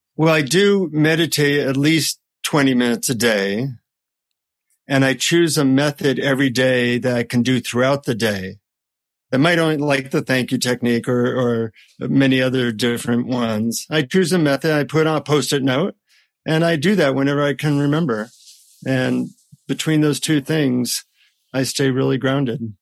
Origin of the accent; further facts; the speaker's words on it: United States; from the United States